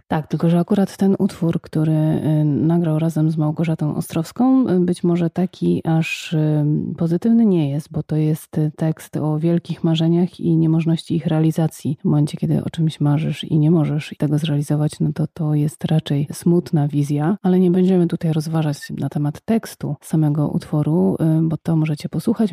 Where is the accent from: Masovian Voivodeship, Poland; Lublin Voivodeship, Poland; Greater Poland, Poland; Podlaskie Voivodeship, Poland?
Greater Poland, Poland; Poznań; Jesteśmy z Poznania